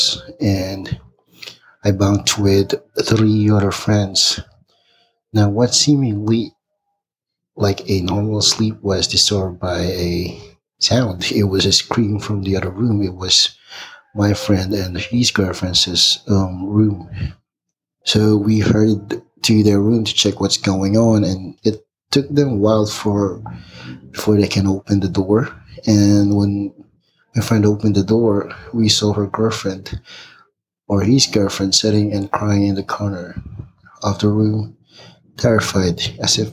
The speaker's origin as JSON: {"language": "English", "country": "Philippines", "moved": "as an adult", "lives_now": "Big Bear, United States", "said": "I'm originally from the Philippines, but now living in Big Bear, California"}